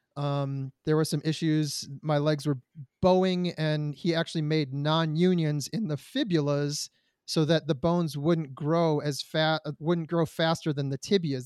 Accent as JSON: {"language": "English", "town": "Detroit", "region": "Michigan", "country": "United States", "tie": "born or raised there", "said": "I was born in Detroit, Michigan"}